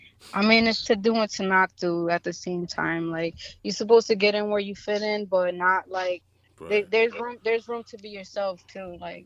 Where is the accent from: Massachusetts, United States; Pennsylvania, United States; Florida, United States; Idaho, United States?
Massachusetts, United States; Springfield; Yeah, I'm from the 413.